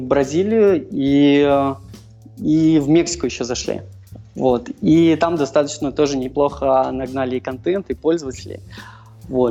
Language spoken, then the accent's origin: Russian; Minsk, Belarus; Я сам из Минска